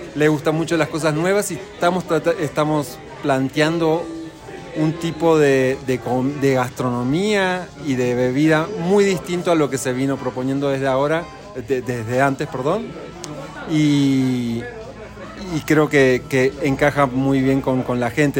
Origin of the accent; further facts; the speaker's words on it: Buenos Aires, Argentina; now in Bogotá, Colombia; nosotros nos decimos, autodenominamos como porteños